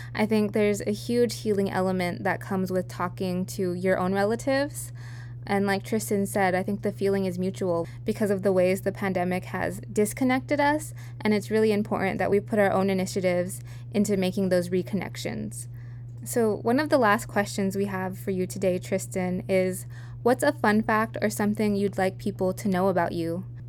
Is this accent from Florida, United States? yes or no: no; Santa Clara Pueblo, New Mexico, United States; moved away as an adult; now in California, United States; I'm from Hopo Winge, also known as Santa Clara Pueblo, located in northern New Mexico